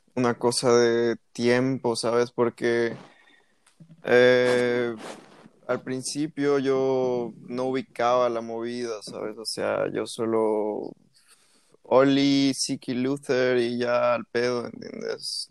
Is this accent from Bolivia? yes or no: yes; La Paz, Bolivia; yo nací en La Paz